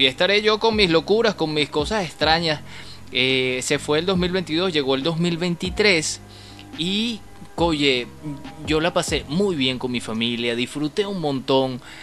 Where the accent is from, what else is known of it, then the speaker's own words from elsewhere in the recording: Caracas, Capital District, Venezuela; todos somos de Caracas